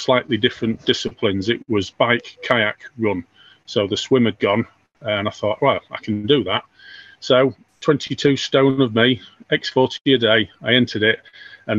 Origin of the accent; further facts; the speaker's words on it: North Lincolnshire, Yorkshire and the Humber, United Kingdom; I'm from North Lincolnshire